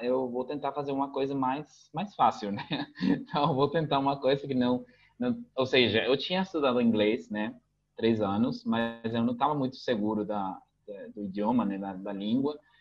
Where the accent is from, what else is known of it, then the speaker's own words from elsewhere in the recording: Asunción, Paraguay; first language Spanish; Portuguese is a second language; also born or lived in Curitiba, Brazil; Meu pai sempre falou, eu se, ele sempre falou pra mim Guarani, mas eu respondi em espanhol, né? Então, aqui é bem comum que aconteça isso, principalmente aqui em Assunção